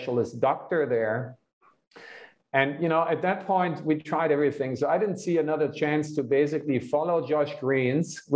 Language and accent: English; Hanover, Lower Saxony, Germany; now in United States; my hometown of Hanover, which is in the north of Germany